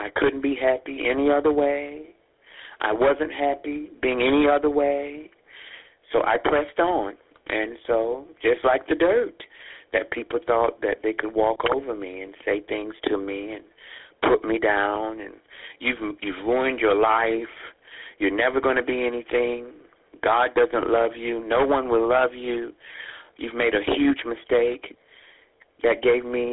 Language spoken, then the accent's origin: English; Jacksonville, North Carolina, United States; moved away as an adult; also born or lived in New York; growing up in Jacksonville, North Carolina